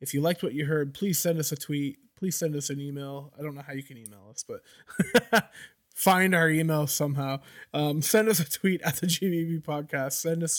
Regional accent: Canada; I'm from Canada.

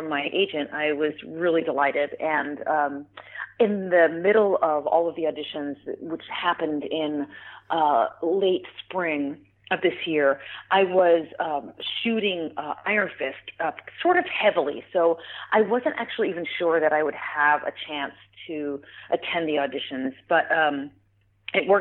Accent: New York City, New York, United States; being a New Yorker

